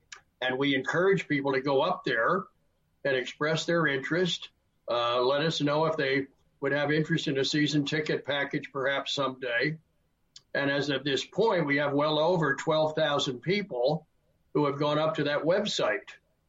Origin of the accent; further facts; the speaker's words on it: Wilmington, Delaware, United States; Well, I grew up in Wilmington, Delaware, and my dad was a high school coach and history teacher. So I grew up in a sports environment.